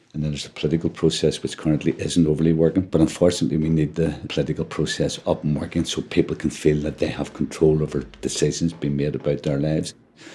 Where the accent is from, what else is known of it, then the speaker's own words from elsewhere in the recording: Ireland; But as an Irishman, I want politics based on the island.